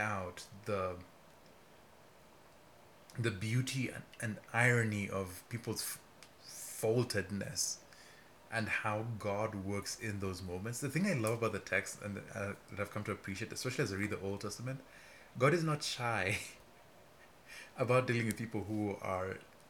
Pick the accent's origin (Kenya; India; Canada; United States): Kenya; I'm from Kenya.